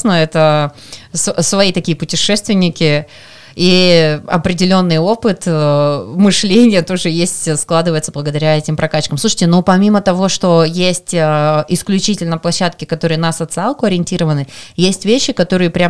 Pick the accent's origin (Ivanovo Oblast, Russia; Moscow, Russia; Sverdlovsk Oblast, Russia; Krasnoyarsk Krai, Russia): Krasnoyarsk Krai, Russia; Это мой первый форум, я из Красноярского края.